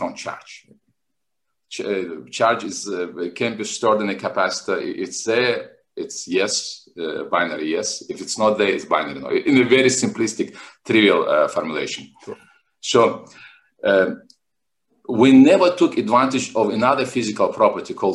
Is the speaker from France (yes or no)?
no; Makhachkala, Dagestan, Russia; also born or lived in Moscow; now in Miami, United States; I was born in Makhachkala in 1970. Makhachkala is a city in southern Russia, in North Caucasus.